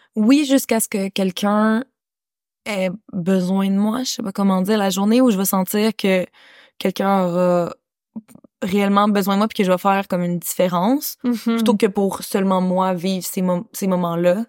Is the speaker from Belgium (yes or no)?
no; Canada; moved away as an adult; also born or lived in Kathmandu, Nepal; je suis née au Canada